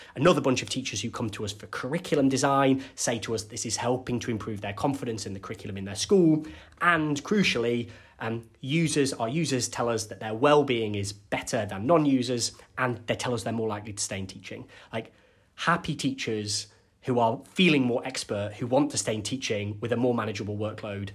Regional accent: Cumbria, North West England, United Kingdom; I'm from Cumbria, and we have lots of very small rural primary schools

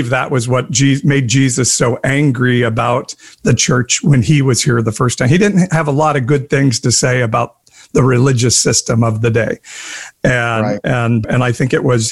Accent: Southern Missouri, United States; I grew up in the Midwest and Southern Missouri.

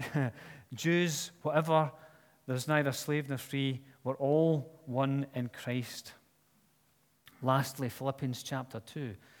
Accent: Scotland, United Kingdom; I'm Scottish

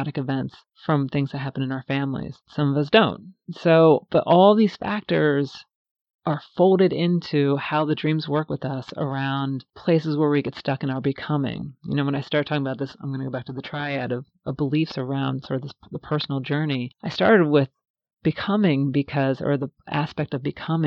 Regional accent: Cincinnati, Ohio, United States; I actually grew up in Ohio, in Cincinnati, right on the Ohio River

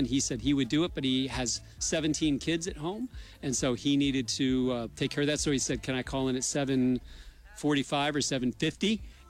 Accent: Madison, New Jersey, United States; He's from my hometown, Madison, New Jersey.

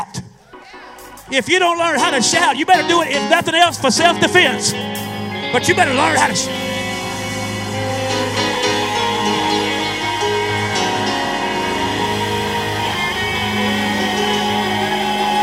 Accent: Eastern North Carolina, United States; I'm from Eastern North Carolina

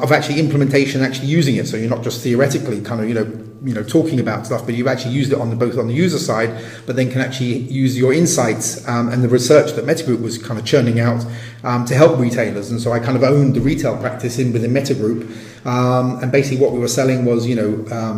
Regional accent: England, United Kingdom; first language English; moved away as an adult; as an Englishman kind of based abroad

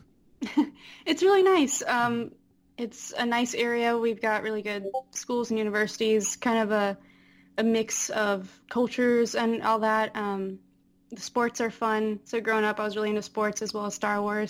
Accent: Apex, North Carolina, United States; moved away; Just outside of Raleigh. Mm. Uh, Apex

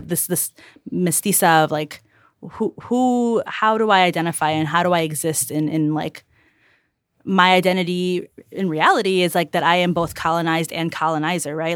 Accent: Chicago, Illinois, United States; also born or lived in Calumet City; I grew up in South Chicago, um, and the east side, which is not the lake

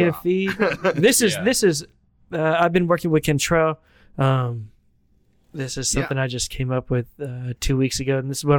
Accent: the South, United States; I grew up cooking in the South.

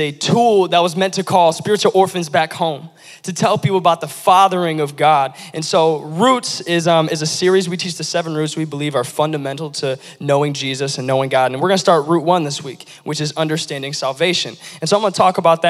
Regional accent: Lansing, Michigan, United States; the Lansing area. I was born and raised here

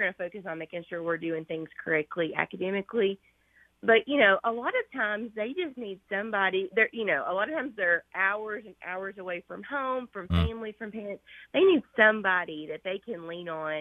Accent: Red Boiling Springs, Tennessee, United States; I grew up playing sports at a really, really small school. So I'm from Redbull and Springs, Tennessee, which is too tiny.

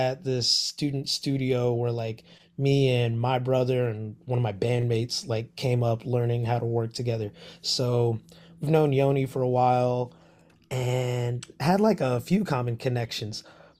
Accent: Cincinnati, Ohio, United States; So I'm from Cincinnati, Ohio.

